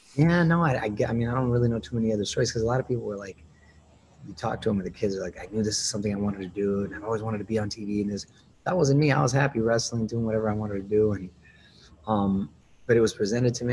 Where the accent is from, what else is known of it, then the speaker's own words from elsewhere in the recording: Chula Vista, California, United States; moved away as an adult; I was born and raised there, first generation. I went to Chula Vista Junior High and high school